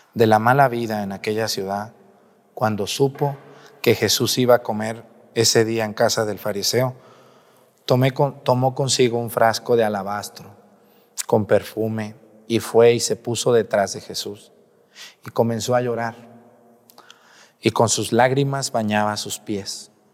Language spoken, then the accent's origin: Spanish; Mexico; Los que somos mexicanos